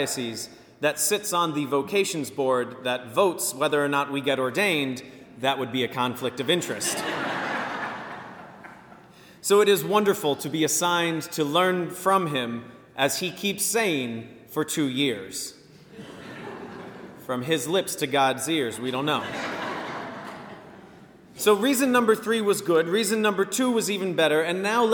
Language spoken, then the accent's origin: English; Virginia Beach, Virginia, United States; I am from Virginia Beach, born and raised